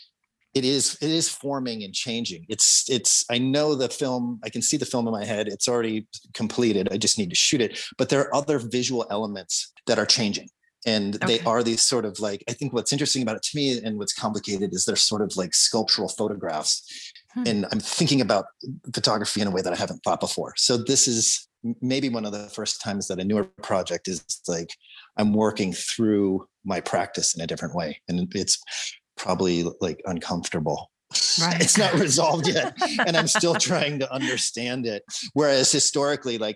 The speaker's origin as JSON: {"language": "English", "region": "Colorado", "country": "United States", "tie": "born or raised there", "said": "Growing up in Colorado"}